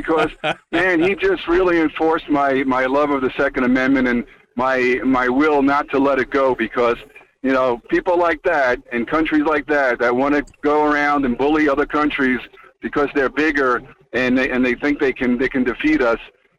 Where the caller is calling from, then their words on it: Alaska, United States; calling from the next Ukraine of the world, Alaska.